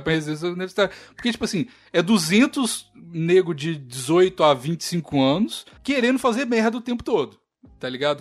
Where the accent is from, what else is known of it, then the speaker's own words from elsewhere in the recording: Brazil; moved away as an adult; also born or lived in France; now in Canada; eu sou brasileiro